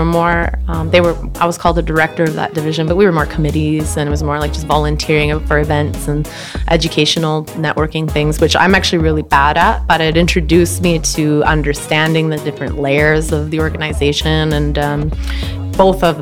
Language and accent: English; Surrey, British Columbia, Canada; I grew up in Surrey